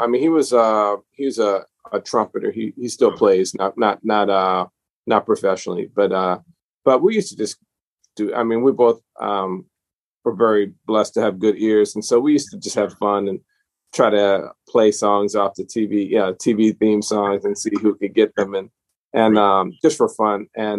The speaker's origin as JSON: {"language": "English", "town": "New Orleans", "region": "Louisiana", "country": "United States", "said": "I'm from New Orleans originally, but I've lived all over the place because my dad's profession moved us around a lot."}